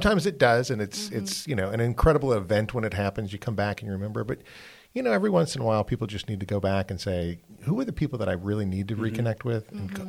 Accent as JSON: {"language": "English", "region": "Wisconsin", "country": "United States", "tie": "born or raised there", "moved": "yes", "said": "I grew up in Wisconsin, went to a high school."}